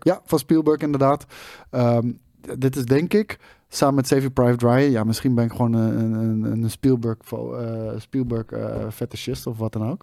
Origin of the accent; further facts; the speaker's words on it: Netherlands; wij als, als Nederlanders